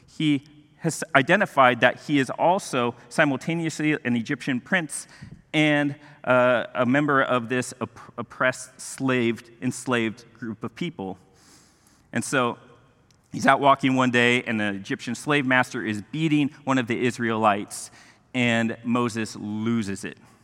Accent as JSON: {"language": "English", "country": "Mexico", "tie": "born or raised there", "moved": "yes", "said": "I grew up in Mexico"}